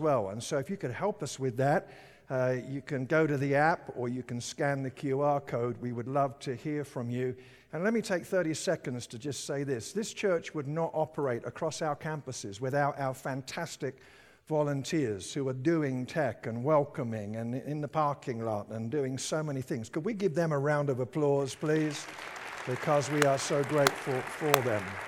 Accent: United Kingdom; now in Colorado, United States; I lived in Britain

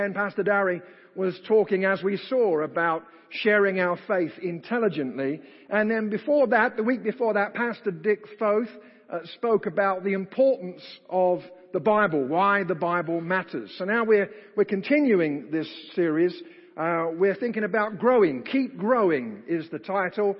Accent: United Kingdom; accent: British; my British accent

